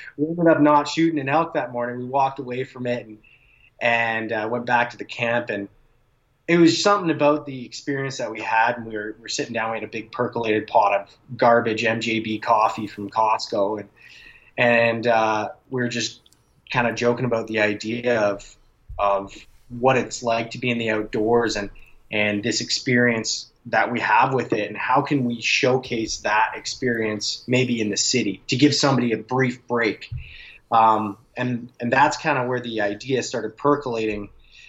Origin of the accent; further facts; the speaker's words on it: Calgary, Alberta, Canada; And I grew up in Calgary, so I go back out there every summer, and I pretty much farm all summer long